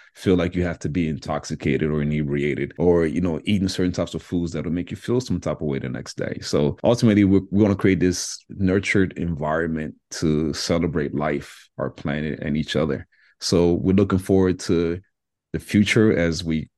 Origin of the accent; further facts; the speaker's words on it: DR Congo; moved away; I'm originally from the Democratic Republic of Congo